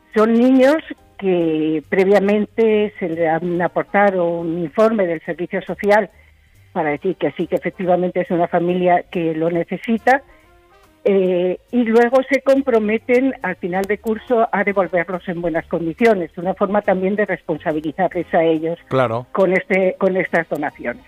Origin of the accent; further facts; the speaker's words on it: Spain; hacer el trabajo aquí en mi país, aquí en España